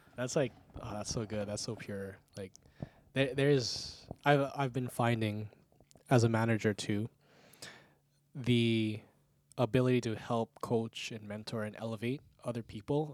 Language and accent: English; Outer Island, Hawaii, United States; moved away; I'm from the Outer Island, and coming here for college